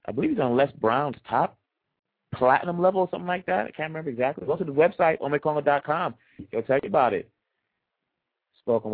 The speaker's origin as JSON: {"language": "English", "country": "DR Congo", "tie": "born or raised there", "moved": "yes", "said": "I've been there. I was born there"}